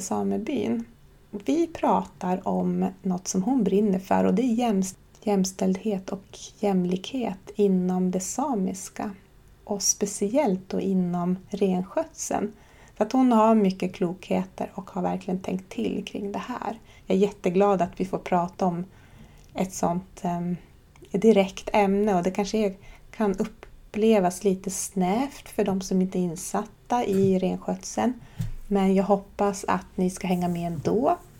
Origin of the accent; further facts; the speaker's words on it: Horsebotten, Oviksfjällen, Jämtland, Sweden; Jag kommer från Horsebotten, eller Båne. Det ligger i Oviksfjällen på den svenska sidan av Sápmi, nere i Jämtlands län. Här är jag född och uppvuxen